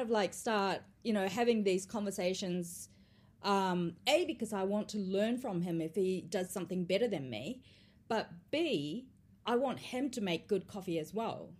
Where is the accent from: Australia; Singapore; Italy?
Australia; also born or lived in Tokyo, Japan; now in New Zealand; I grew up in Australia